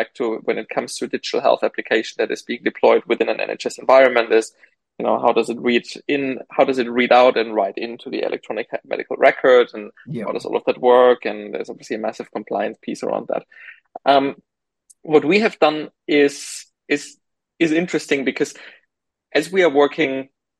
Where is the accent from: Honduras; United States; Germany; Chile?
Germany; moved away as an adult; now in United Kingdom; I grew up in Germany